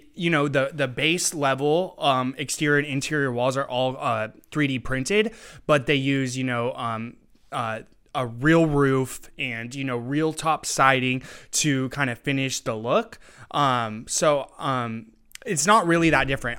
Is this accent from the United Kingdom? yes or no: no; Tri-Cities, Washington, United States; I was born and raised in the Tri Cities, so I really want to reshape where I'm from